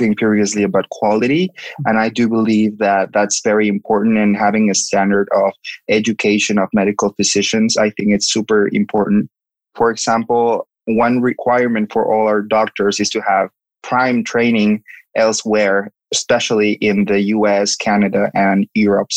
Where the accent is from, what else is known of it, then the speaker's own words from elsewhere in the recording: Cozumel, Quintana Roo, Mexico; moved away as an adult; also born or lived in Mexico City, Mexico / Philadelphia, United States; I'm originally from Cozumel, which is a little island close to Cancun